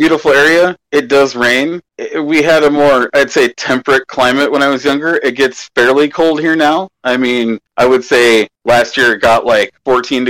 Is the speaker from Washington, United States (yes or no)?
yes; Seattle area, Washington, United States; I grew up in Washington State, Northern Washington State in the Seattle area. I'm still there.